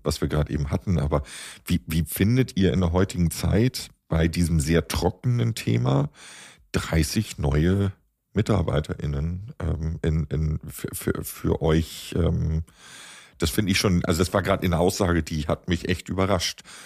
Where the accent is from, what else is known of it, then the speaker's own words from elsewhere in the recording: Hamburg, Germany; ich komme aus Hamburg, Hamburger Kaufmannsfamilie